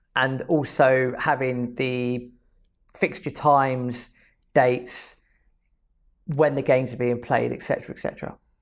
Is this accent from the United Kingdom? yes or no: yes; England, United Kingdom; I'm oh, from England